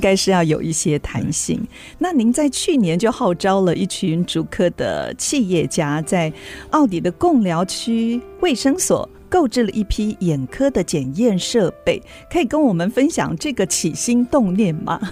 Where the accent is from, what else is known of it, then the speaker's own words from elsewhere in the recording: Luodong, Yilan County, Taiwan; 还到我们的家乡宜兰县的罗东